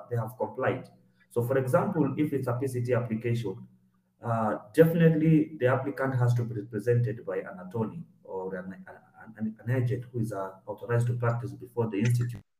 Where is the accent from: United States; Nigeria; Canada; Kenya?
Kenya; uh, I'm a Kenyan examiner, uh, basically pharmaceutical patent examination.